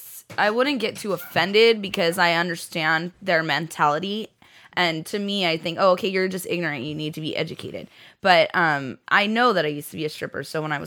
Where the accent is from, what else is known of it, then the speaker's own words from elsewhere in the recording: South Jersey Shore, New Jersey, United States; Where I'm from, it's really beautiful. I'm from South Jersey Shore.